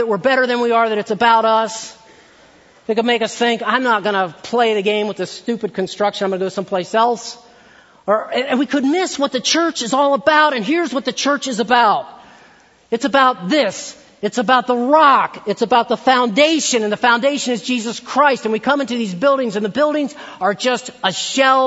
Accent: Maryland, United States; I grew up in Maryland

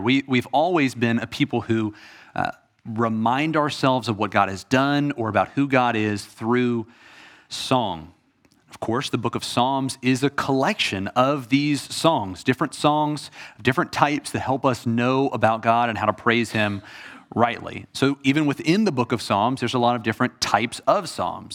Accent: Atlanta, Georgia, United States; I am from Atlanta. I grew up a Braves fan.

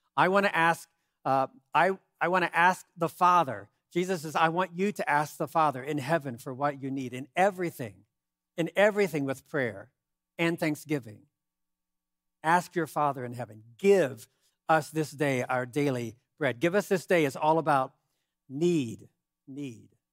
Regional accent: United States; I'm an American

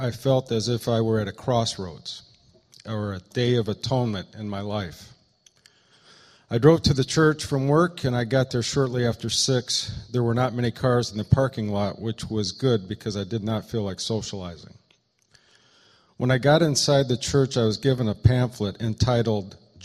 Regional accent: Eaton Rapids, Michigan, United States; Will and I grew up together in Eaton Rapids, Michigan.

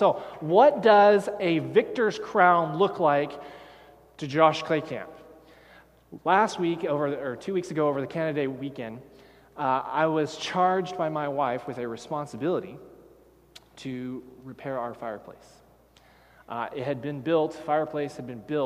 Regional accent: Texas, United States; I grew up in Texas

